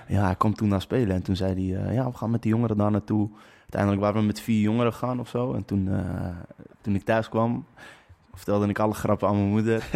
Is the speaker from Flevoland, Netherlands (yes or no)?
yes; Lelystad, Flevoland, Netherlands; ik kom uit Lelystad.